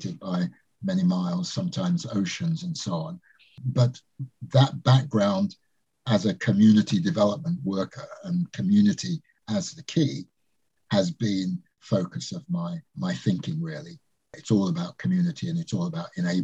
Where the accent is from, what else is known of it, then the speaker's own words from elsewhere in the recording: London, United Kingdom; also born or lived in Jamaica; I was born in Jamaica, came to this country with my parents in 1955 and went to a school in Northwest London, a place called Harlesden in Brent